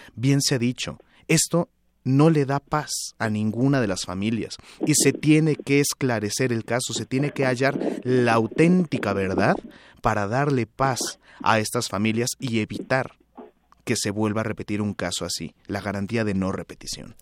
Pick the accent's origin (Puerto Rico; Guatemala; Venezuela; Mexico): Mexico; como ciudadanos mexicanos